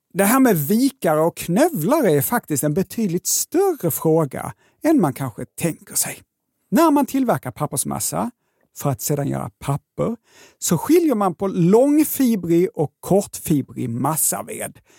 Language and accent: Swedish; Lund, Skåne, Sweden; accent: Scanian; jag är ju från Lund